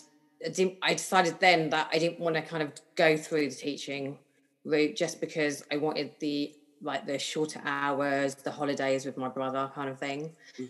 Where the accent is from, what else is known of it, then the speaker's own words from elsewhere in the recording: London, United Kingdom; always born and bred in London, Northwest London, lived here all my life in the same house